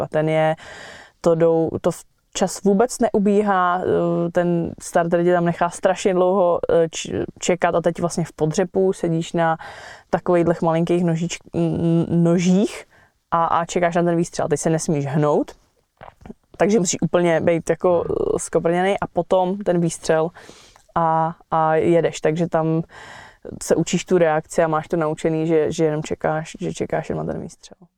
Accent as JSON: {"language": "Czech", "town": "Vrchlabí", "region": "Hradec Králové Region", "country": "Czechia", "said": "jsem z Vrchlabí"}